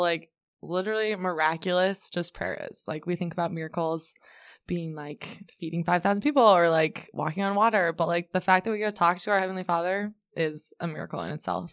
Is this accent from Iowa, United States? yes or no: yes; Ames, Iowa, United States; I'm from Ames originally